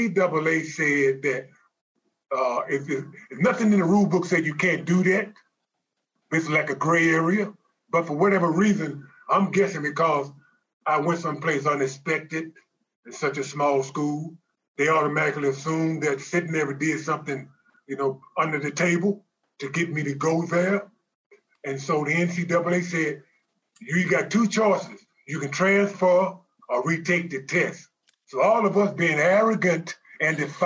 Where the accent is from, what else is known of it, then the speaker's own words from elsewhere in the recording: Shreveport, Louisiana, United States; I went to college locally here in my hometown of Shreveport, Louisiana, Centenary College.